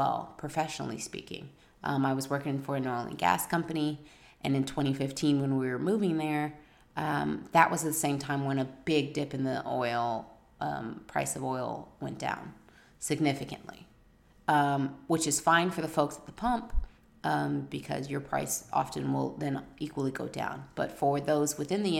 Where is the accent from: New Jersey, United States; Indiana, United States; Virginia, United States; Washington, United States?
Virginia, United States; moved away; also born or lived in New Orleans, Louisiana / Canada; I grew up in Virginia